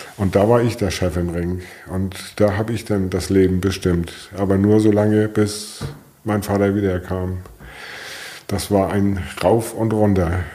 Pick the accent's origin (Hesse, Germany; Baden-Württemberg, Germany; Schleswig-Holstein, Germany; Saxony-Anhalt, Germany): Schleswig-Holstein, Germany; Flensburg; geboren bin ich 1965 in Flensburg